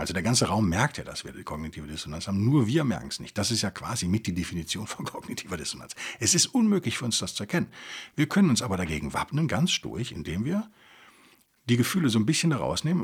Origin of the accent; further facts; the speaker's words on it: Germany; als Deutsche